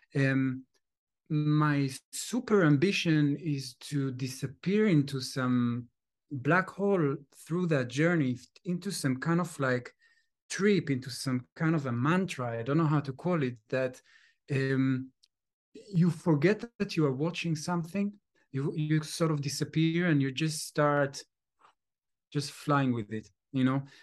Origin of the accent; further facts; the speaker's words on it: Jerusalem, Jerusalem District, Israel; moved away; I'm from Jerusalem